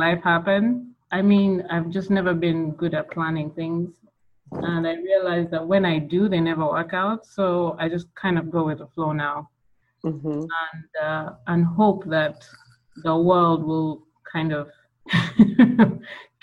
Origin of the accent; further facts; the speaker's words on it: Kampala, Central Region, Uganda; I'm from Uganda, Kampala, born and raised. I've lived there all my life